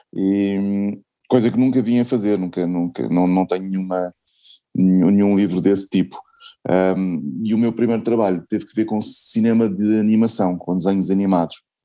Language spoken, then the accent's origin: Portuguese; Portugal; sendo portuguesa